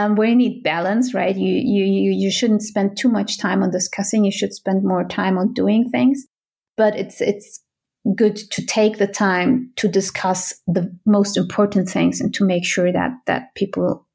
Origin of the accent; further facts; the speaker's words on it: Berlin, Germany; moved away as an adult; now in Switzerland; I come from Germany originally. I come from Berlin.